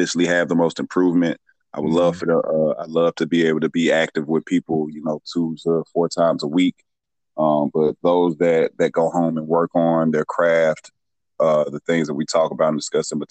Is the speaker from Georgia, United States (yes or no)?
yes; Atlanta, Georgia, United States; I'm a Metro Atlanta native. If you're not from Georgia, I would tell you I'm from Atlanta. If you are from the Metro Atlanta area, I'd tell you I'm from Athonia